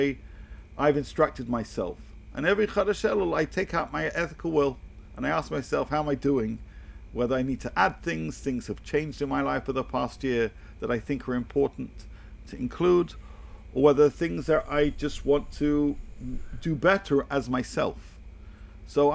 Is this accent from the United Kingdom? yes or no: yes; United Kingdom; I come from the United Kingdom